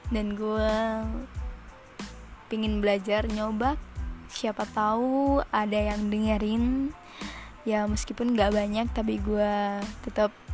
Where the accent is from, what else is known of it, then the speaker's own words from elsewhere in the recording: Surabaya, East Java, Indonesia; asal gue dari Surabaya. Hmm, maaf kalau ada yang kata-kata mendok gitu ya.